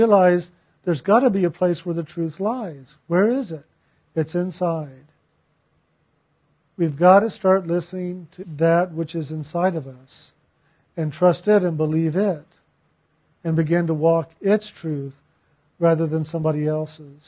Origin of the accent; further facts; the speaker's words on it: San Antonio, Texas, United States; I was born in San Antonio